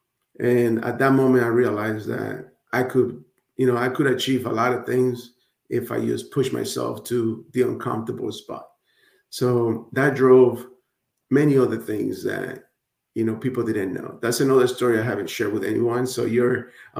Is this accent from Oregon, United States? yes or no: no; Hialeah, Florida, United States; English is a second language; also born or lived in Nicaragua; I grew up in Miami, Florida, aka Hialeah. Nobody knows where Hialeah is, so I say Miami, right? But in reality, I was raised in Hialeah, Florida.